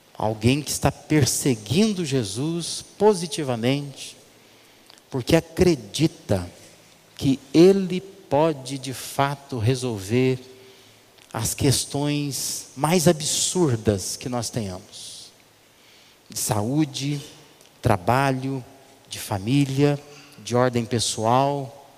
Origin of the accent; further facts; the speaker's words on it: Brazil; Nossa cultura brasileira